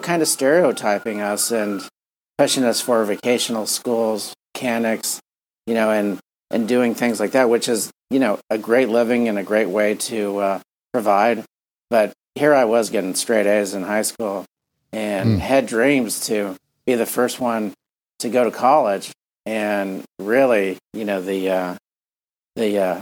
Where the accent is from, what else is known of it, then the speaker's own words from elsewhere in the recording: Miami, Florida, United States; I was very fortunate to grow up in Miami in a, you know, Cuban, Puerto Rican household